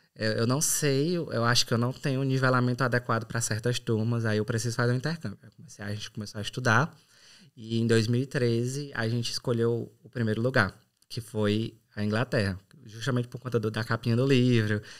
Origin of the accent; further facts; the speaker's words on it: São Benedito, Ceará, Brazil; moved away as an adult; also born or lived in Sobral / Fortaleza / England; now in Ireland; sou do Ceará, mais boa. precisamente de São Benedito, na Serra da Ibiapaba